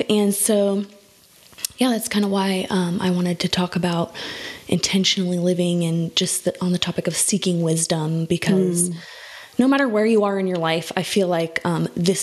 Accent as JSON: {"language": "English", "town": "Phoenix", "region": "Arizona", "country": "United States", "tie": "born or raised there", "said": "I was born and raised in Phoenix, Arizona"}